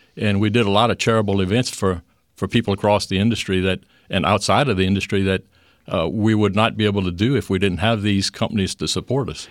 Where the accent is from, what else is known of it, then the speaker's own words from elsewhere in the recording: Louisiana, United States; as a kid growing up in Louisiana